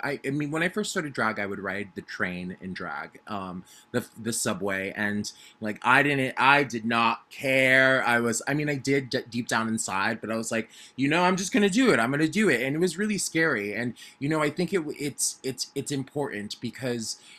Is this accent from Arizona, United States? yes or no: yes; Arizona, United States; moved away as an adult; also born or lived in New York; I was born and raised in Arizona, and I grew up as a little kid who loved theater a lot